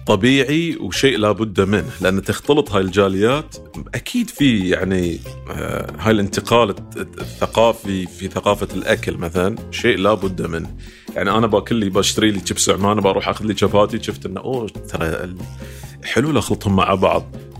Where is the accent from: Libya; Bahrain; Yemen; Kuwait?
Bahrain